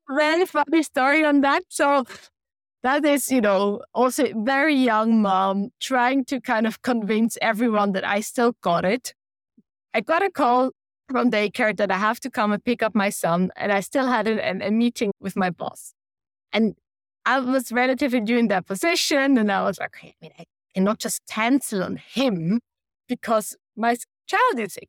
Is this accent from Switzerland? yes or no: yes; Switzerland; moved away as an adult; also born or lived in Denmark; We deliberately moved to Switzerland where I am from, where we have family that can support us